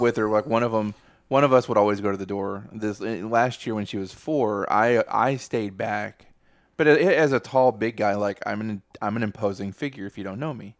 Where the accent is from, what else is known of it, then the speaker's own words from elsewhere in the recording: Texas, United States; we're from Texas